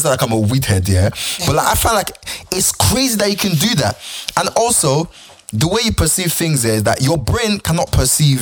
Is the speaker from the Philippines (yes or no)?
no; Lagos, Nigeria; now in United Kingdom; I grew up in Lagos